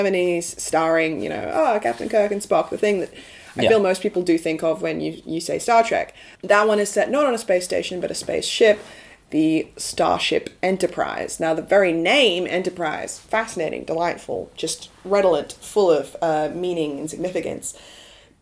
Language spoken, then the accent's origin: English; Australia; Play School, which we watched as Australian children.